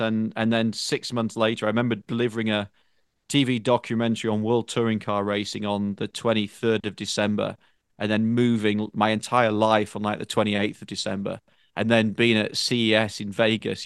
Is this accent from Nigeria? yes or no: no; Northern England, United Kingdom; moved away as an adult; now in United States; where I grew up in Northern Eng-, in, in Northern England in particular